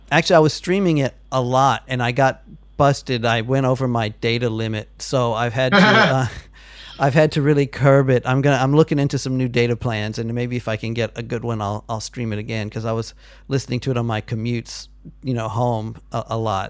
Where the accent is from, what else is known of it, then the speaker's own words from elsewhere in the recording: United States; moved away; also born or lived in Texas; I'm now an American who's been out of America for 12 years